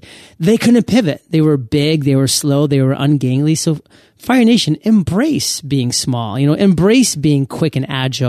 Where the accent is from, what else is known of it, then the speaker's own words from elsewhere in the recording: Maine, United States; I was growing up in Southern Maine.